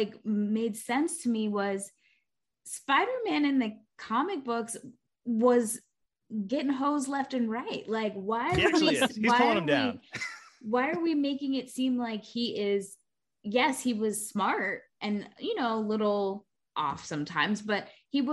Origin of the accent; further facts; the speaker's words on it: New York City, New York, United States; As a New Yorker